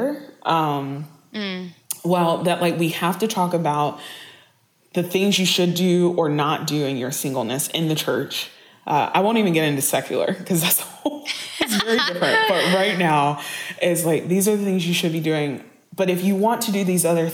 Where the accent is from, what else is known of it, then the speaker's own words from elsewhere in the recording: the South, United States; I grew up in the South. I grew up in the South with church.